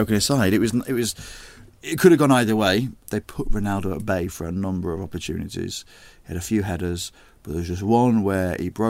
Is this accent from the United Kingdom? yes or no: yes; England, United Kingdom; I'm not Welsh anymore. I'm English. I've always been.